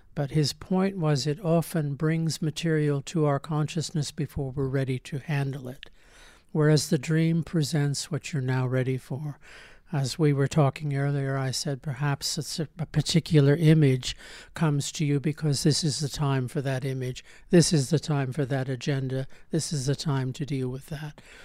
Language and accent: English; United States; I grew up in America in the nineteen fifties and nineteen sixties